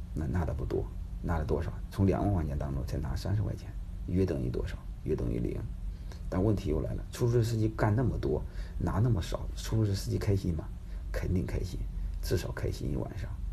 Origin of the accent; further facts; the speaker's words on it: Henan, China; now in Jinan, China; 我是河南人，啊，都是老乡嘛